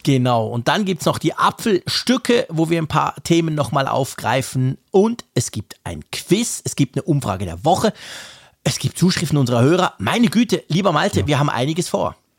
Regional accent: Switzerland; als Schweizer

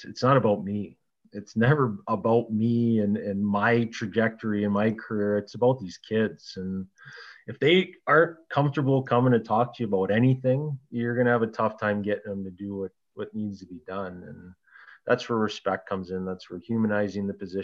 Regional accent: Sault Ste. Marie, Ontario, Canada; Sault Ste. Marie is my hometown

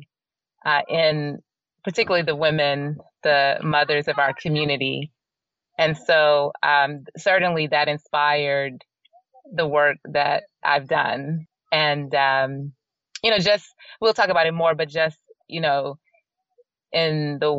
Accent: Atlanta, Georgia, United States; also born or lived in Savannah, Georgia; I was born in Savannah, Georgia, but when I was still a baby, they moved back to Atlanta.

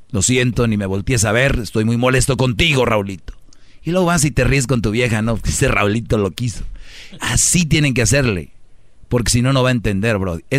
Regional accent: Jalisco, Mexico; yo no soy de allá, yo soy de Jalisco

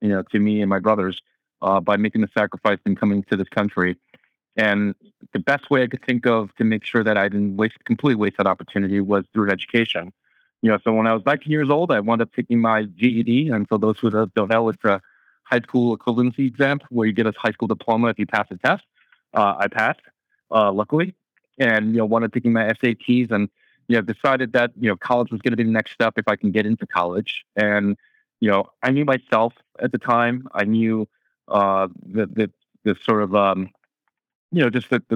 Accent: United States; as an American, as a kid who grew up here

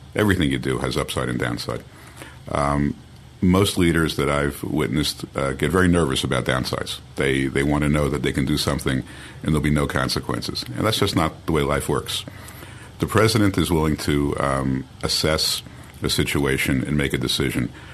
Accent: Long Island, New York, United States; moved away as an adult; now in Jerusalem, Israel; I grew up on Long Island

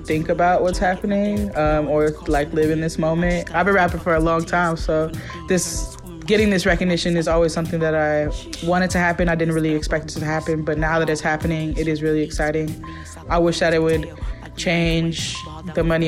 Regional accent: Oakland, California, United States; moved away as an adult; now in Brooklyn, New York, United States; one of the main influences that I had growing up in East Oakland is just spending a lot of time with my pops

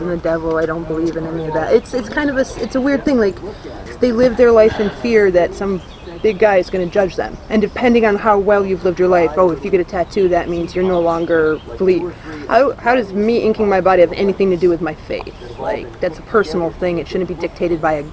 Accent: New York, United States; I'm from New York

